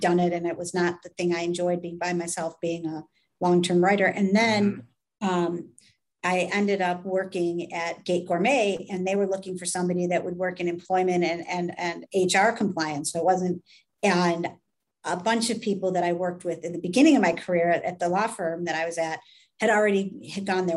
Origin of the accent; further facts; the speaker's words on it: United States; being an American